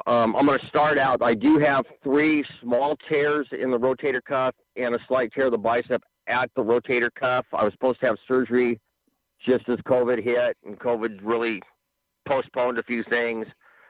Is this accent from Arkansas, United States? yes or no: no; Long Beach, California, United States; Long Beach Millikan.